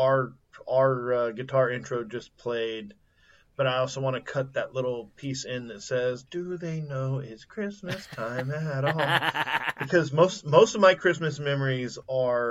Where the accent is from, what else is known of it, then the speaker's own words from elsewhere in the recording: Southeast Texas, United States; I'm from Southeast Texas, so we're technically considered the West